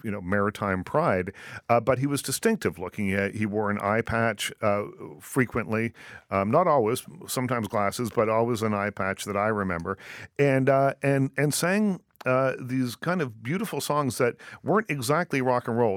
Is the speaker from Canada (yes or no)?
yes; Liverpool, Nova Scotia, Canada; growing up in Nova Scotia